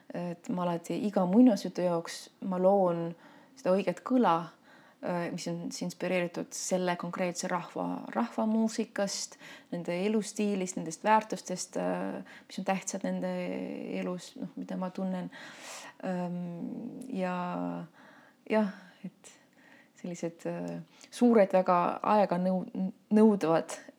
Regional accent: Tallinn, Harju County, Estonia; ma sündisin Tallinnas ja noh, võib küll öelda, et ma olen linnalaps

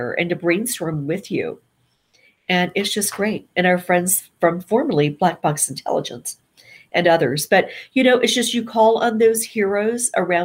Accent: Nashville, Tennessee, United States; moved away; I came back to my hometown of Nashville

